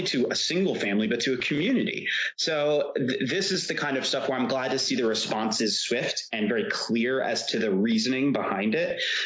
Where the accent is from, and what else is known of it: New Jersey, United States; born or raised there